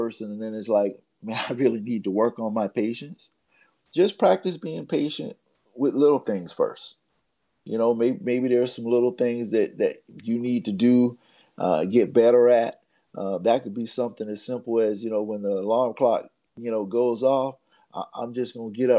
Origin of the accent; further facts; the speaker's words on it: United States; as an American